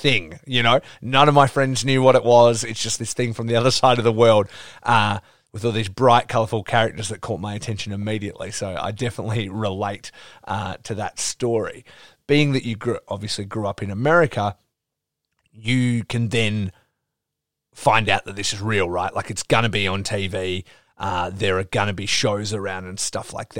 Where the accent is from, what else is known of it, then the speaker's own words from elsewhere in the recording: Geraldton, Western Australia, Australia; also born or lived in Perth; I grew up in Geraldton, which is 4 hours north of here